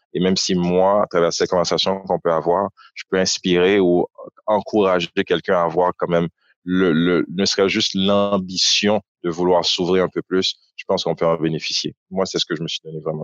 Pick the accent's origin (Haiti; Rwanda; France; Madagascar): Haiti; Port-au-Prince, Ouest; moved away as an adult; also born or lived in Ottawa, Canada; now in Montreal, Canada; Je suis né à Ottawa, mais effectivement, j'ai grandi à Port-au-Prince